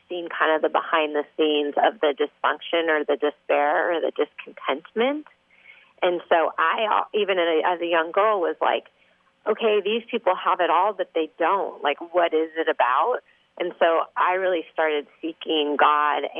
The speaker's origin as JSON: {"language": "English", "country": "Canada", "tie": "born or raised there", "moved": "yes", "lives_now": "Orange County, United States", "said": "I grew up in Canada"}